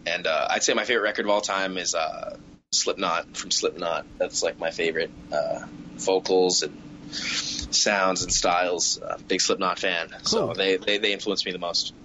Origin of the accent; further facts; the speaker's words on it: Southwest Ontario, Canada; we're all Canadian uh, from Southwest Ontario